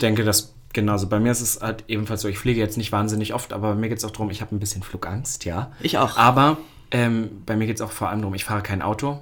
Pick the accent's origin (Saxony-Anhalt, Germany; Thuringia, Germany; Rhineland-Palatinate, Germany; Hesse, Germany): Saxony-Anhalt, Germany; Halle; now in Berlin, Germany; in Halle, da wo ich herkomme